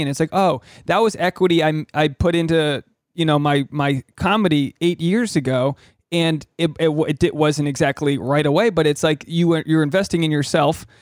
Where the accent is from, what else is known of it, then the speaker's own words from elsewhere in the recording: New England, United States; I grew up in New England